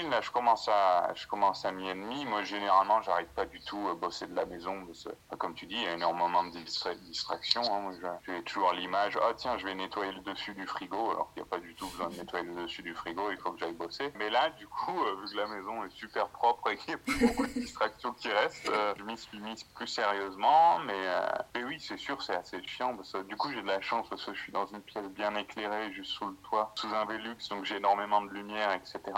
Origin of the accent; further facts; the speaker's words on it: Occitania, France; also born or lived in Ireland / Australia / England; now in Sheffield, United Kingdom; Je suis du, euh, je suis du Gard près de Nîmes, en France. Et là, euh, j'ai pas mal, euh, j'ai habité euh, en Irlande, en Australie, en d'autres en Angleterre.